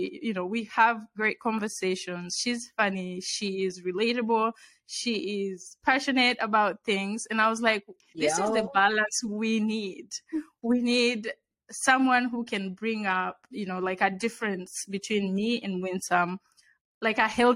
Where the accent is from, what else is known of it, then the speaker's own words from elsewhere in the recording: Kenya; now in Washington, United States; I was also born and raised in Kenya, and I currently live in the DC area.